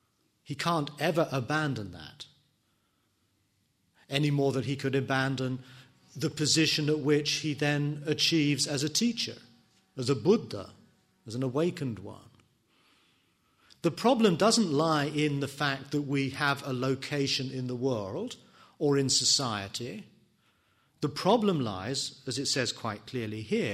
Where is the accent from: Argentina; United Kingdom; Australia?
United Kingdom; England; me being an Englishman, me being a teacher, me being a son, a husband